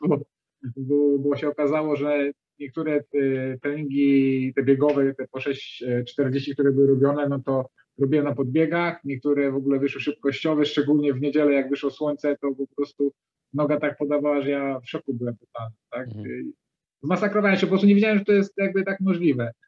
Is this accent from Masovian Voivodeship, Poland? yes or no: no; Dzierżoniów, Lower Silesian Voivodeship, Poland; ja z Dzierżoniowa jestem, to jest Dolnośląskie